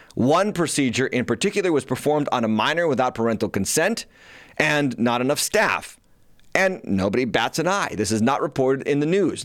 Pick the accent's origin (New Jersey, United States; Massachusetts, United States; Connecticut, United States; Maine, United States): Massachusetts, United States; my home state of Massachusetts